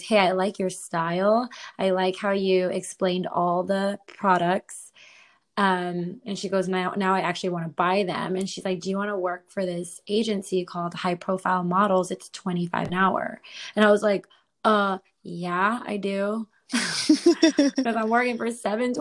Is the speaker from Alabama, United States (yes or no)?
no; San Antonio, Texas, United States; moved away as an adult; also born or lived in Washington State; now in Austin, United States; I was born on the Canadian border, but I was raised on the Mexican border